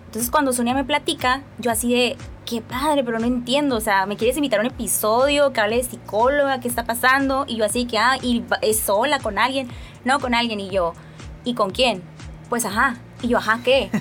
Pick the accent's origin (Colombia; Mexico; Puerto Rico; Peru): Mexico; Mexicali, Baja California; Soy cachanilla, nací aquí en Mexicali, Baja California.